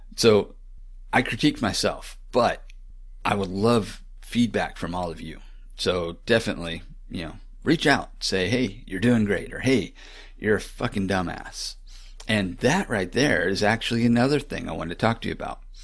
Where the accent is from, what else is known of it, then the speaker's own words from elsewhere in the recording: Florida, United States; moved away; also born or lived in Texas; growing up in Florida